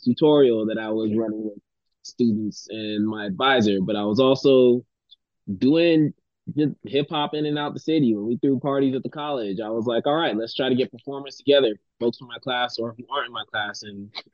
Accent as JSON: {"language": "English", "town": "Miami", "region": "Florida", "country": "United States", "tie": "born or raised there", "moved": "as an adult", "lives_now": "Taiwan", "said": "I was from Miami, Florida, and mind you, 18 years there"}